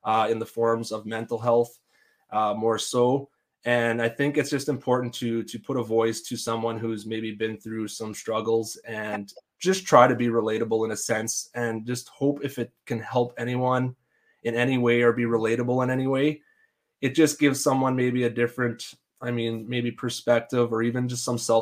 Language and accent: English; Denzil, Saskatchewan, Canada; I grew up in a small town, very tight knit community. You know people from Devden, you know our town.